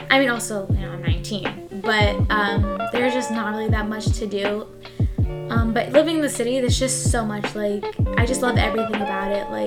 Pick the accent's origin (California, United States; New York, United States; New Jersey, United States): New York, United States; Long Island; Yeah, like I'm from Long Island, so I'm a huge like New York girl.